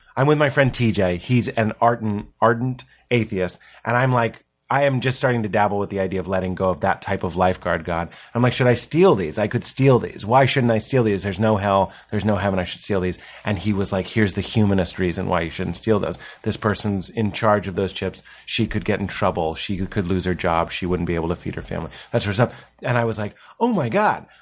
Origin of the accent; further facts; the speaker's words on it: Boston, Massachusetts, United States; The East Coast. I'm from Boston.